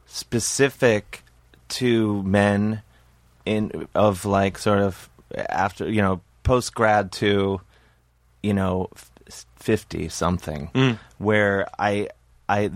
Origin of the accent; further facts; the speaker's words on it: Cleveland, Ohio, United States; We're both from Cleveland.